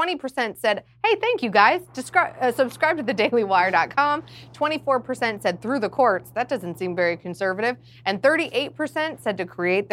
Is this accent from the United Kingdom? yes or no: no; the Bible Belt, the South, United States; I'm from the Bible Belt